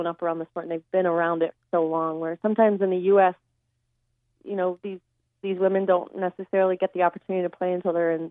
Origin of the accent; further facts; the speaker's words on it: Ocean City, New Jersey, United States; I'm from New Jersey, a product of South Jersey Ocean City High School